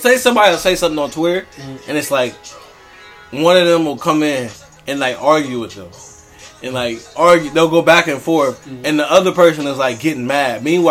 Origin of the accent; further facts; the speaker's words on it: Warren, Ohio, United States; No, Warren, Ohio, my hometown.